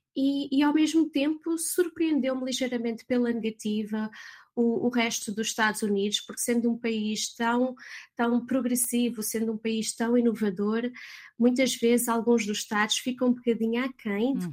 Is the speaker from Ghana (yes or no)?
no; Portugal; moved away as an adult; also born or lived in London / Netherlands / Lisbon; now in California, United States; sendo portuguesa e estando em Londres